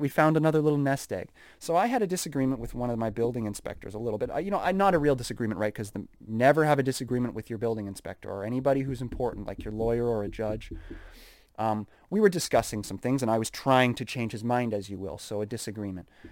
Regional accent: Saskatoon, Saskatchewan, Canada; It's tough growing up in Canada. It's tough growing up in Saskatoon.

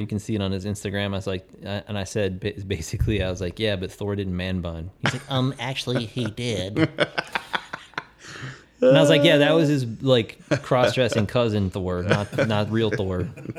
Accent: Ashtabula, Ohio, United States; moved away as an adult; also born or lived in New York; now in Ashtabula, United States; I moved to my hometown, Ashtabula, Ohio.

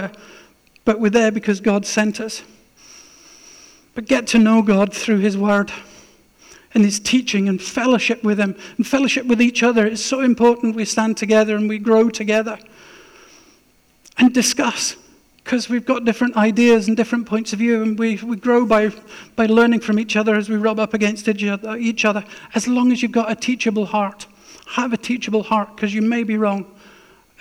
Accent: Scotland, United Kingdom; also born or lived in Arctic Norway; now in Norway; I'm a Scot

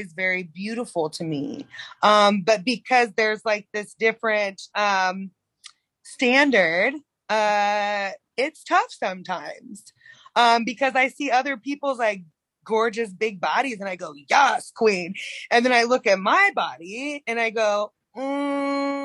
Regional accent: North Carolina, United States; now in Oregon, United States; I'm from North Carolina

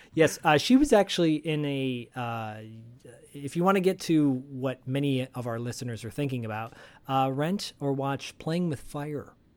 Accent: Detroit, Michigan, United States; growing up in Detroit, Michigan, uh, as a latchkey kid

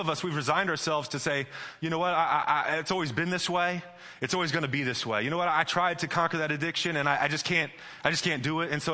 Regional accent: Midwest, United States; now in California, United States; I'm from the Midwest

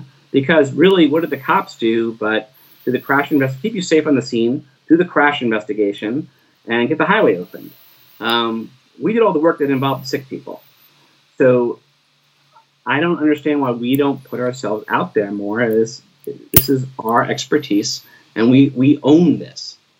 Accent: Bridgewater, New Jersey, United States; When I grew up in Bridgewater, the fire department did not do rescue other than fire rescue.

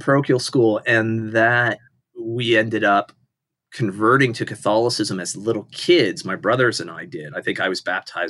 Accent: Washington, United States; also born or lived in Southern California; Yeah. I'm a West Coast guy. So I was born in California, Southern California. As in various places in Southern California as a little kid, then moved up to Washington State as a school kid, and then lived outside of Seattle there through high school.

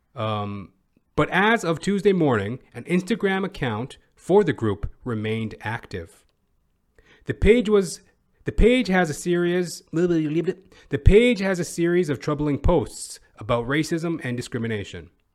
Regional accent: Edmonton, Alberta, Canada; moved away; I'm originally from Edmonton, Alberta

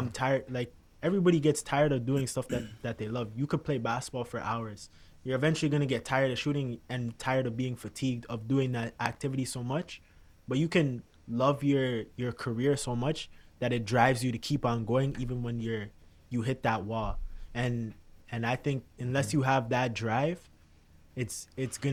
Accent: Canada; growing up as a Canadian

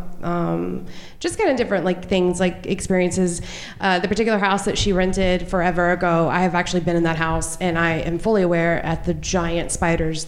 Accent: Newberry, United States; I'm from Newberry

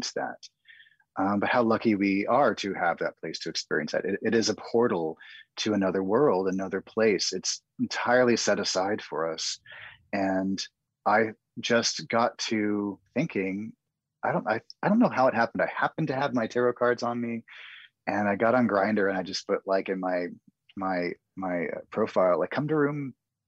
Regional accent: the Northwest, Pacific Northwest, United States; Growing up in the Northwest

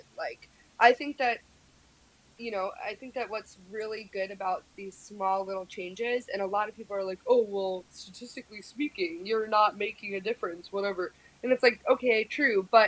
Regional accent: New York City, New York, United States; also born or lived in Boulder, Colorado; I'm from Red Hook

